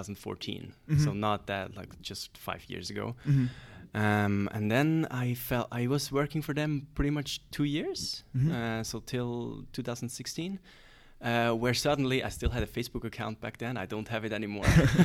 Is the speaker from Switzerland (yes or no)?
yes; Kloten, Zurich, Switzerland; English is a second language; I grew up in Kloten, which is actually where Zurich Airport is located.